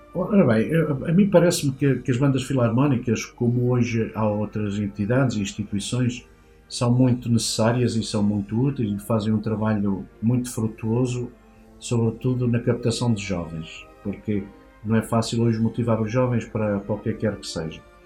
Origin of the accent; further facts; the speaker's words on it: Manteigas, Centro, Portugal; da vila de onde eu sou originário, que é Manteigas